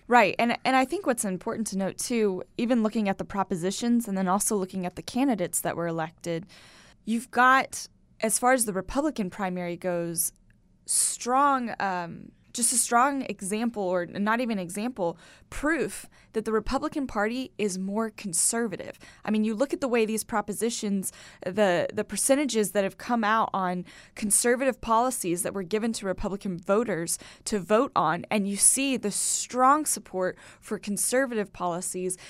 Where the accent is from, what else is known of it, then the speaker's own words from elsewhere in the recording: United States; as an American